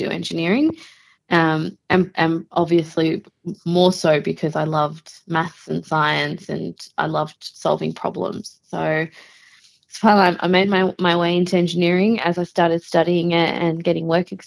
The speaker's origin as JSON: {"language": "English", "town": "Melbourne", "region": "Victoria", "country": "Australia", "tie": "born or raised there", "said": "I was born and raised in Melbourne"}